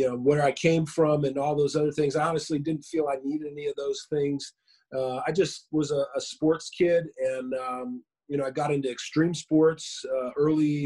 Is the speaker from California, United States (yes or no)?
yes; Inland Empire, California, United States; also born or lived in Washington State / Moreno Valley, California; I grew up out in the Inland Empire. I live out here. I live in Riverside, Woodcrest area, but like Lake Matthews, March Air Force Base area of Riverside. And I moved here when I was about 10 years old from Washington State